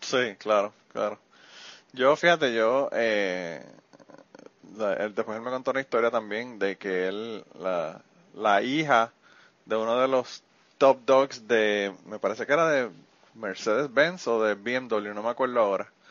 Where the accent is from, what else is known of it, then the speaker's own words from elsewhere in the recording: Utuado, Puerto Rico; mi pueblo